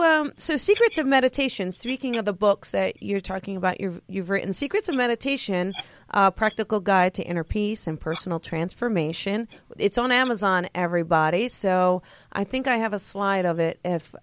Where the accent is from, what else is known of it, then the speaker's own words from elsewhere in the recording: New Jersey, United States; now in Los Angeles, United States; So I'm from New Jersey. So we're both East Coasters there.